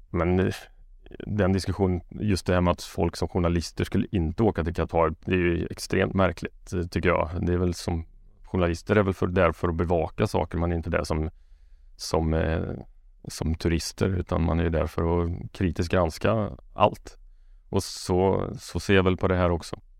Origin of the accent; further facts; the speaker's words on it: Karlstad, Värmland, Sweden; Jag är från Karlstad.